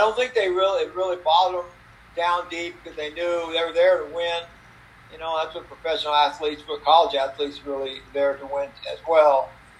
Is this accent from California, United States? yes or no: yes; South San Francisco, California, United States; So I grew up in South San Francisco, which is a suburb of San Francisco. And we kind of lived in the fog most of the time. It was very, very foggy in our area.